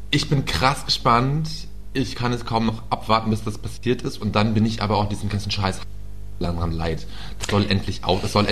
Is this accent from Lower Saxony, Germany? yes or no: yes; Peine, Lower Saxony, Germany; in meiner Heimatstadt Peine